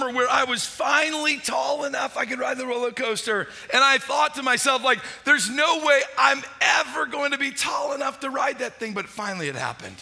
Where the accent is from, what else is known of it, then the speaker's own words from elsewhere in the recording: St. Louis, Missouri, United States; I grew up in St. Louis, Missouri